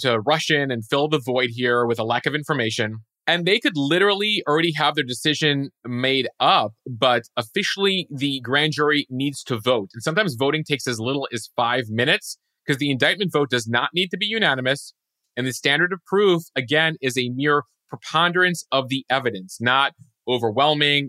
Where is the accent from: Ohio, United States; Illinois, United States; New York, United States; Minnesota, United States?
Illinois, United States; outside Chicago, Lake County; Growing up outside Chicago, we had tornado drills from a very young age